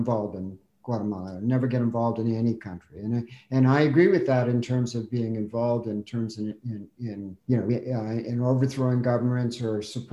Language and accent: English; Canada; I'm Canadian